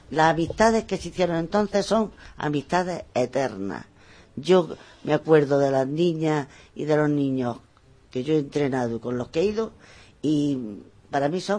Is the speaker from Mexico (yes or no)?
no; Benamaurel, Andalusia, Spain; Porque este es mi pueblo. Y, eh, y, quiero que todas las cosas que tiene mi pueblo lo sepa la gente. Y este pueblo es un pueblo que tiene muchísimas cosas. Tenemos yacimientos